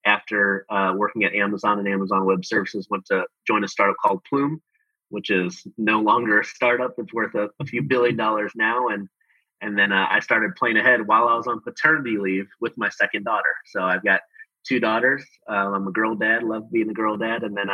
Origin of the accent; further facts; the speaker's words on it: Chicago, Illinois, United States; moved away as an adult; also born or lived in Australia / Denver / Haiti (ancestry); now in Houston, United States; I actually grew up in Chicago. I grew up in Chicago in the Midwest